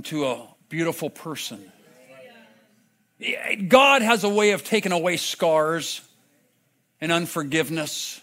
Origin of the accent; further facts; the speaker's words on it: Vista, California, United States; grew up in Vista just down the road